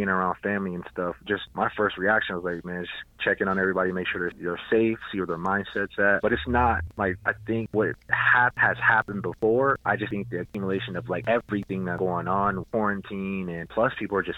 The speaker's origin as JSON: {"language": "English", "town": "Minneapolis", "region": "Minnesota", "country": "United States", "moved": "yes", "lives_now": "Denver, United States", "said": "I'm originally from Minneapolis"}